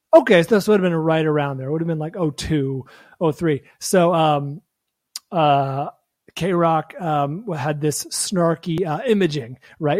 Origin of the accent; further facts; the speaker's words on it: San Francisco, California, United States; now in Los Angeles, United States; my hometown of San Francisco or the Bay Area